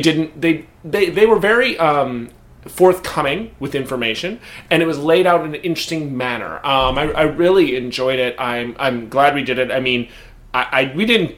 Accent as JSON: {"language": "English", "country": "United States", "said": "as an American"}